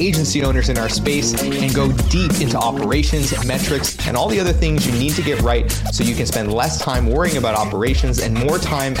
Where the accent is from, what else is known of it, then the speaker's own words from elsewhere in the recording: Canada; I'm Canadian